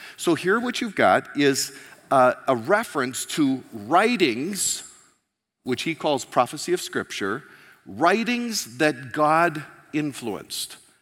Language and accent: English; United States; moved away; I'm an American